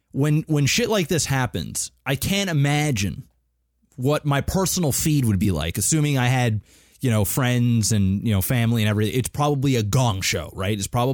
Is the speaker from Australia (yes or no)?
no; Canada; I know that myself and Adam, because we're Canadian, Panic is American, so he has a different, obviously, he's just raised differently, just culturally, it's just different.